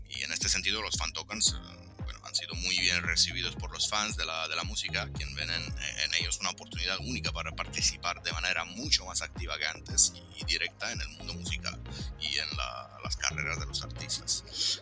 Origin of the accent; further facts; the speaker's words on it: Italy; Spanish is a second language; also born or lived in Latin America; now in Romania; soy italo-rumano, o sea, nacido y crecido en Italia, pero soy de orígenes rumanas, mis padres son rumanos